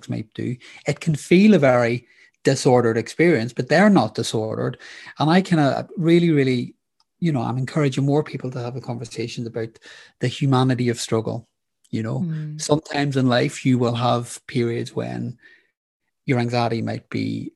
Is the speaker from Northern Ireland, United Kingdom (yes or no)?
yes; Northern Ireland, United Kingdom; I grew up in Northern Ireland during the Troubles.